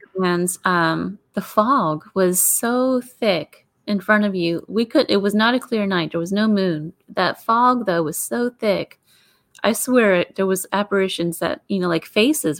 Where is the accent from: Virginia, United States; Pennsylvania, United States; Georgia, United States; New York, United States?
Pennsylvania, United States; Pittsburgh; I grew up there in Pittsburgh.